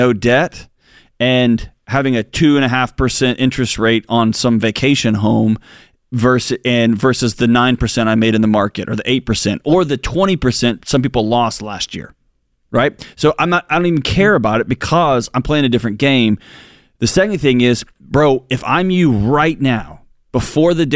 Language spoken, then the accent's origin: English; Houston, Texas, United States; I grew up in Houston